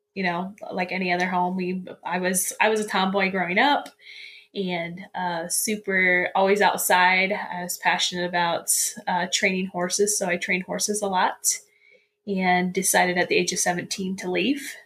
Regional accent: central Indiana, United States; I was uh, born and raised in Indiana, kind of in the central part of Indiana

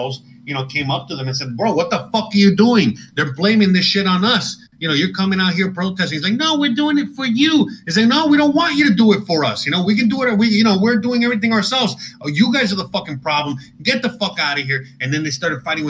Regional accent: Miami, Florida, United States; also born or lived in Seattle / Los Angeles; I'm born and raised in Miami

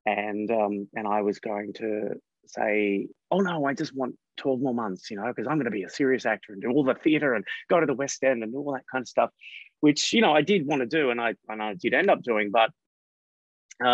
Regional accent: Coffs Harbour, New South Wales, Australia; I was living in a regional area that didn't have a lot of accessibility to youth theatre groups and things like that. So by the time I was a teenager, we had a local television station

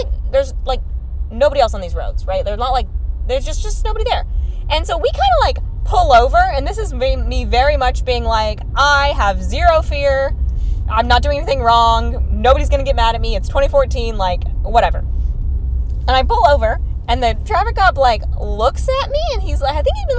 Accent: Texas, United States; we're from Texas

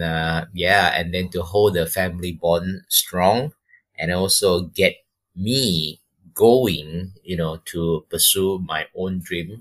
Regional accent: Malaysia; moved away as an adult; also born or lived in Taiwan / Missoula, Montana; I'm from Malaysia.

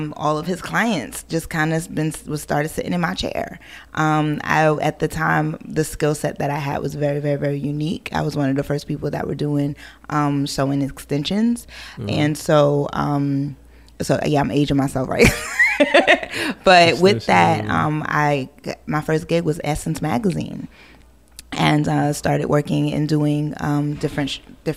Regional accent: Hampton Roads, Virginia, United States; also born or lived in Brooklyn, New York / Queens, New York / Harlem, New York; I grew up in Hampton Roads, Virginia

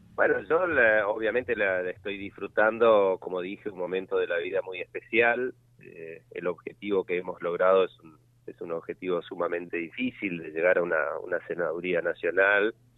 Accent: Santa Fe, Argentina; lo que uno siente del norte de Santa Fe y como santafesino

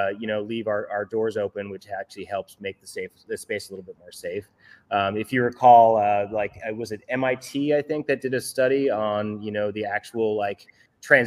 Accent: New York, United States; I grew up here. I was born and raised here in New York.

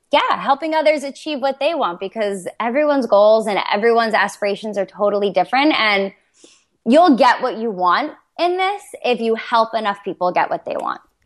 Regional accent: Toms River, New Jersey, United States; I'm from Toms River, New Jersey

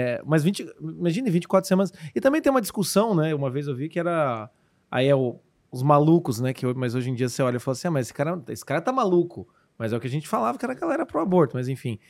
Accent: Curitiba, Paraná, Brazil; sou curitibano, pode não parecer

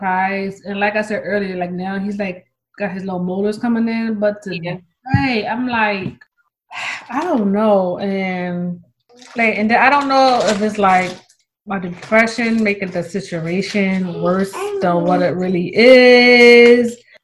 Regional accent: Philadelphia, Pennsylvania, United States; moved away; I'm from Philly

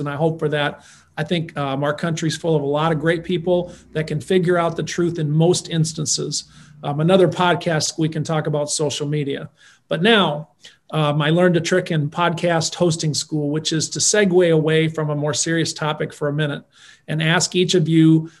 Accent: North Mankato, Minnesota, United States; my hometown of North Mankato

